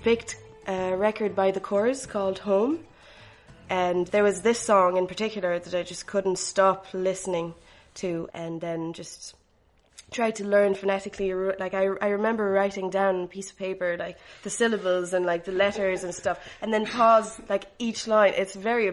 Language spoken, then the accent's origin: English; Tunisia; moved away as an adult; now in Ireland; I grew up in Tunisia, but I come from different cultures. I'm part French, Italian and Vietnamese.